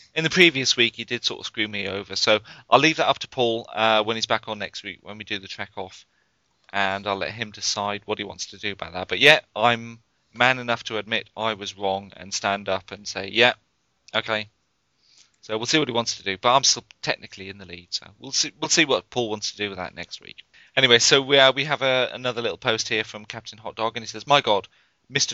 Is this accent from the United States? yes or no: no; Northumberland, North East England, United Kingdom; moved away; I grew up in Northumberland, which is practically well, it's right on the border with Scotland